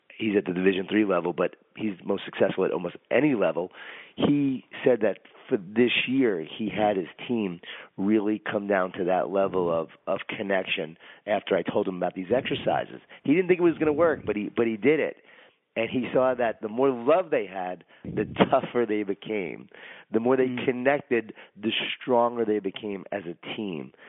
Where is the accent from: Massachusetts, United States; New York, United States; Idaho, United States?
New York, United States; Long Island; I grew up in Long Island, New York, in a Jewish Italian family